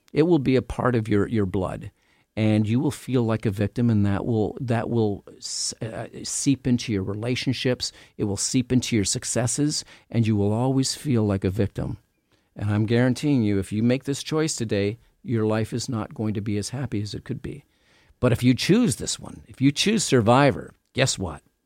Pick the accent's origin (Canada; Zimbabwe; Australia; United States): Canada; I'm from Canada.